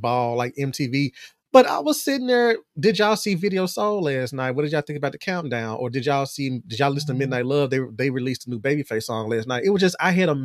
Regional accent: Brownsville, the Bible Belt, United States; I grew up in the belt buckle of the Bible Belt.

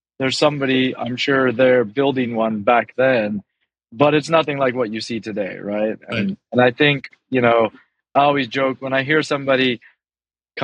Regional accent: United States; moved away as an adult; also born or lived in Hong Kong / China / Thailand; now in Singapore; I was born and raised in the States

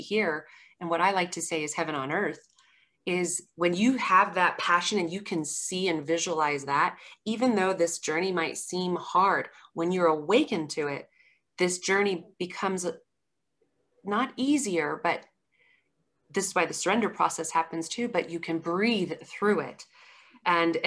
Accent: Colorado Springs, Colorado, United States; I'm from Colorado Springs, Colorado.

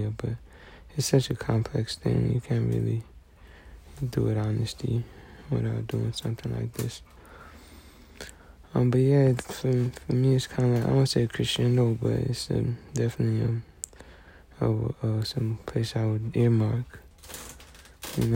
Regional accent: United States; I'm American

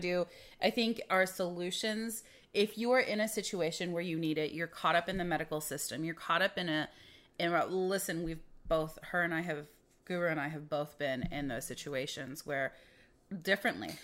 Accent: Midwest, United States; growing up in the Midwest, we didn't have the medical care that we needed

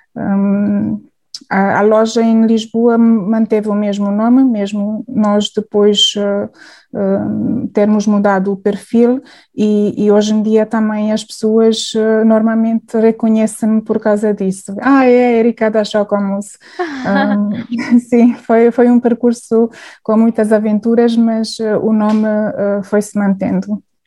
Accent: Hungary; Portuguese is a second language; moved away as an adult; now in Portugal; eu sou húngara

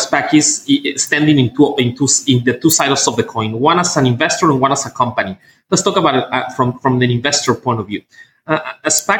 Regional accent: Mexico; moved away as an adult; also born or lived in United States / United Kingdom; now in China; I was born in Mexico. I lived there, my youth.

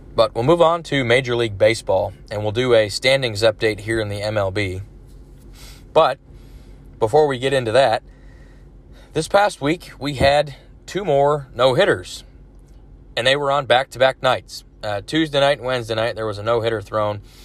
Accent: Dallas, Texas, United States; Mavericks are my favorite team, my hometown team

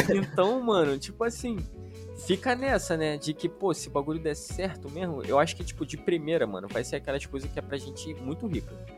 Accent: Parintins, Amazonas, Brazil; also born or lived in Manaus / Cabo Frio; now in Itaboraí, Brazil; eu cresci no interior do Amazonas, que é em Parintins

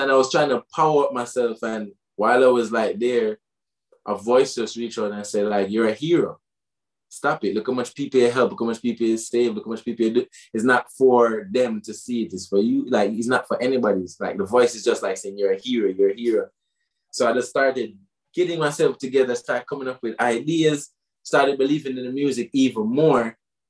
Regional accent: Waterford, Munster, Ireland; And then I used to parody this Rasta youth when I was growing up in Waterford.

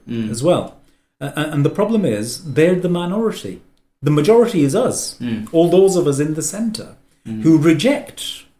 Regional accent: England, United Kingdom; I speak as somebody who's born and brought up in England, as to immigrant parents, and has had a very positive experience.

